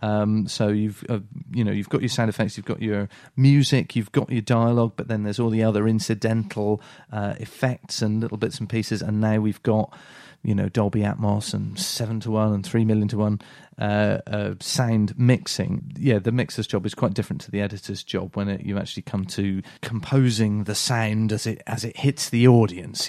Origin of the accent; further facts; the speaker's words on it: Salisbury, South West England, United Kingdom; we're from Salisbury